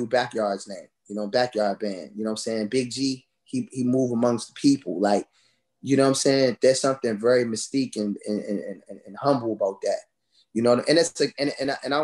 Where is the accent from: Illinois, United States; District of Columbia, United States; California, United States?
District of Columbia, United States; Washington; also born or lived in Orange, New Jersey; I was born in Orange, New Jersey, and I grew up here, you know, in the DMV area